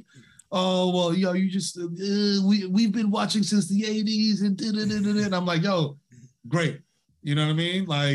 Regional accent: United States; as an American

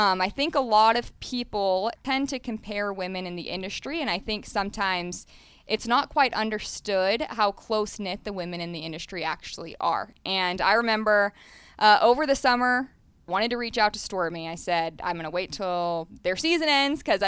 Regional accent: Dallas, Texas, United States; also born or lived in St. Louis / Fayetteville, Arkansas; now in Las Vegas, United States; I'm from Dallas

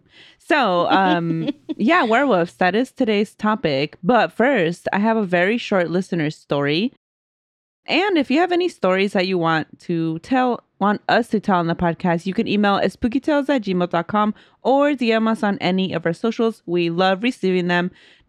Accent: Guerrero, Mexico; I'm originally from Guerrero, Mexico, and when I was little, I was raised Catholic.

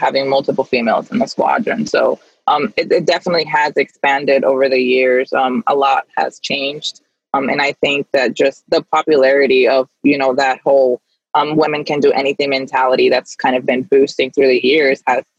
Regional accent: New York City, New York, United States; also born or lived in Dominican Republic; I was actually born there. I didn't come to the U.S. until I was about 5 or 6. I grew up in the Bronx, New York

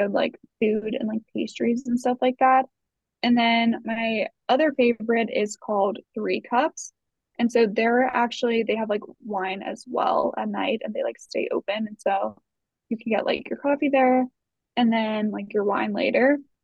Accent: Virginia, United States; also born or lived in East Coast; now in Salt Lake City, United States; growing up in Virginia

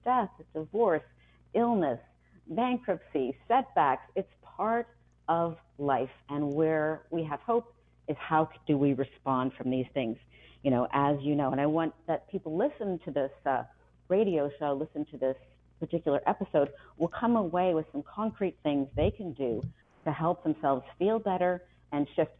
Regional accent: Ames, Iowa, United States; I was born in Ames, Iowa.

